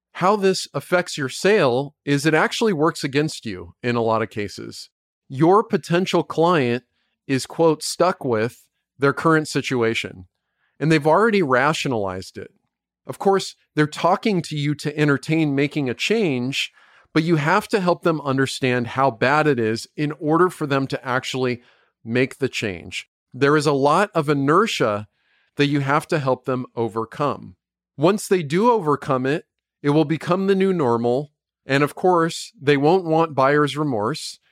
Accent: United States; I'm an American citizen. I don't even live in the U K.

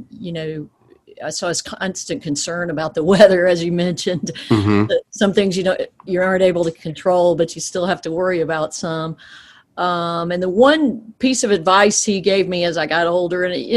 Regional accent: South Georgia, United States; I grew up in a really small town in South Georgia

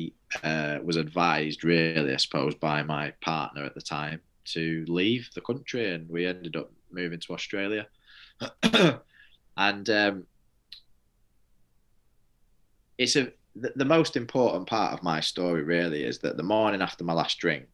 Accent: Manchester, North West England, United Kingdom; moved away as an adult; also born or lived in Leeds; I come from a place called Manchester, and Manchester, they call it the rainy city. So I just thought that was miserable because I lived in the rainy city.

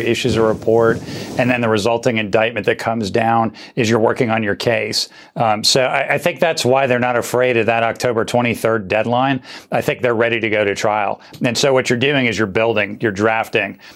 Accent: Ohio, United States; now in Atlanta, United States; I'm originally from Ohio, but I've lived in Atlanta a long time

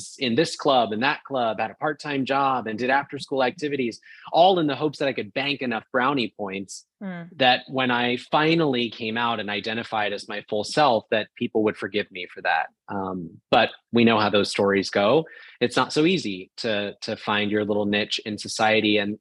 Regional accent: rural town outside of Portland, Oregon, United States; moved away as an adult; also born or lived in Orlando, Florida; I grew up in a rural town outside of Portland, Oregon

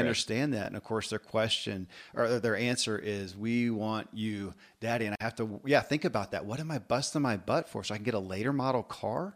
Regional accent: Kentucky, United States; born or raised there

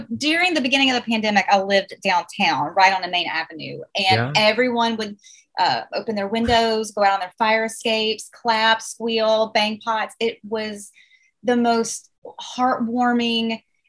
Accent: the South, United States; accent: Southern; let me try to pronounce it in my Southern accent

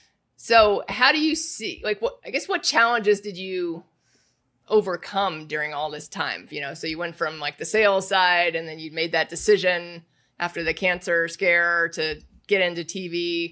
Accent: Indiana, United States; I grew up in Indiana. So Indiana's a big basketball state.

